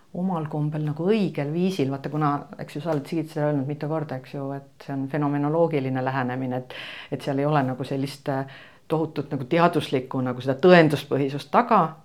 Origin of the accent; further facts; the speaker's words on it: Estonia; ma olen nagu eestlane